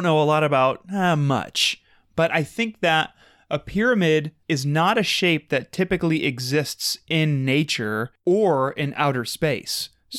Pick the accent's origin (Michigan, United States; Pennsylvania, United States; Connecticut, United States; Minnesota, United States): Minnesota, United States; Minneapolis; I'm from Minneapolis. That's still Minnesota.